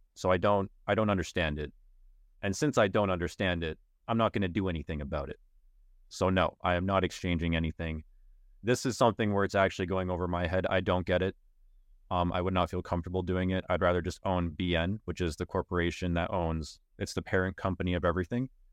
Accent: Canada; I'm Canadian

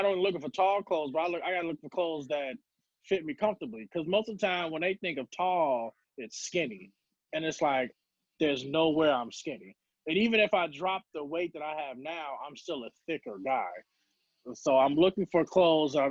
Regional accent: Chicago, Illinois, United States; I was born and raised in Chicago. Lived in the South Suburbs for about most of the majority of my life

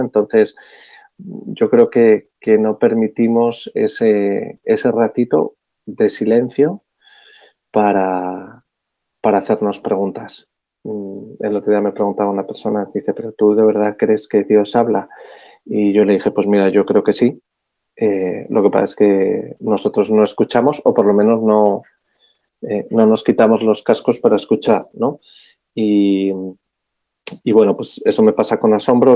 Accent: Madrid, Community of Madrid, Spain; yo soy un madrileño de 48 años

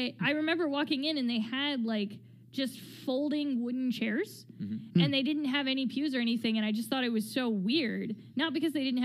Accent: United States; we're from the States

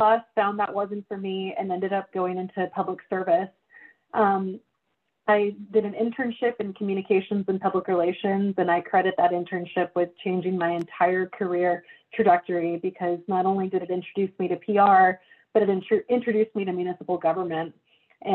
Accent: McAllen, Texas, United States; moved away; I grew up in McAllen.

